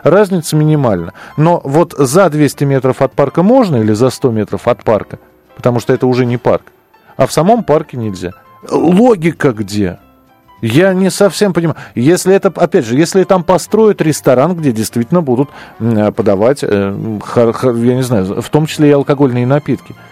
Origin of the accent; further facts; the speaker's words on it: Moscow, Russia; Вы знаете, я вырос в Бескудниково. Там не нужно дружинником быть. там район пил и пьет э, всегда.